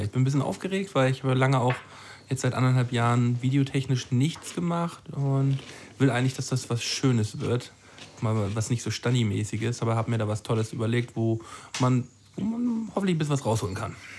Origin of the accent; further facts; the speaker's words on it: Flensburg, Schleswig-Holstein, Germany; meine Heimatstadt